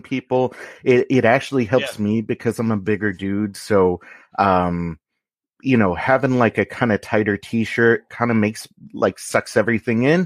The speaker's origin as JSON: {"language": "English", "town": "Los Angeles", "region": "California", "country": "United States", "tie": "born or raised there", "said": "I grew up in the San Fernando Valley"}